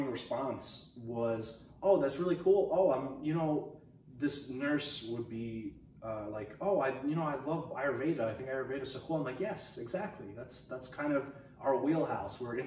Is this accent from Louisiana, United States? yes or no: no; New York, United States; moved away as an adult; now in Portland, United States; I come from the East Coast. I was living in New York most of my life